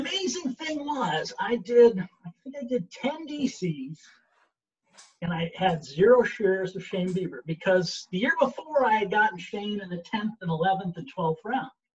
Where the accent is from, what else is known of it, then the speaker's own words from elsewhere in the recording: Syracuse, New York, United States; I'm from Syracuse